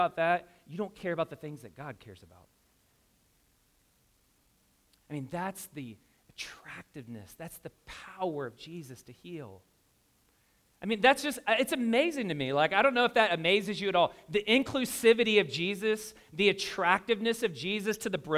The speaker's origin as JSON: {"language": "English", "town": "Louisville", "region": "Kentucky", "country": "United States", "moved": "yes", "said": "I'm from Louisville, Kentucky"}